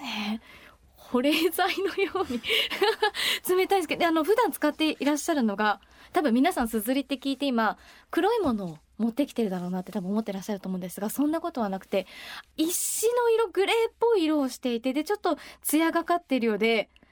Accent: Tokyo, Japan; 私東京人なんですが

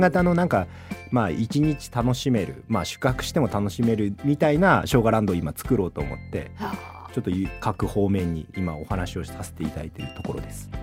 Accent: Kumamoto, Japan; 私の出身地熊本

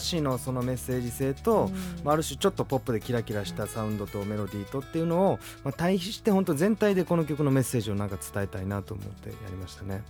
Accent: Osaka, Japan; moved away as an adult; now in Tokyo, Japan; 僕地元大阪なんで

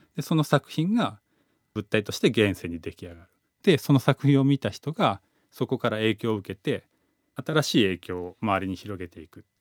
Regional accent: Yamanashi, Japan; 山梨出身

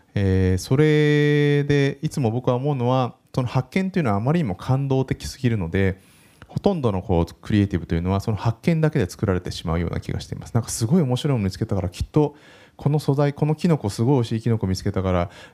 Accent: Yokohama, Kanagawa, Japan; 1979年横浜生まれで今38歳です

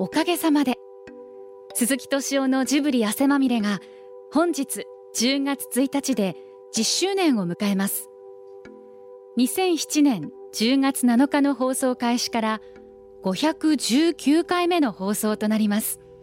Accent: Akita, Japan; moved away as an adult; now in Tokyo, Japan; 秋田から上京してちょうど10年

